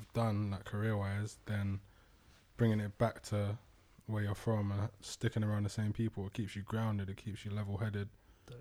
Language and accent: English; Thornton Heath, Croydon, London, United Kingdom; I grew up in Fulton Heath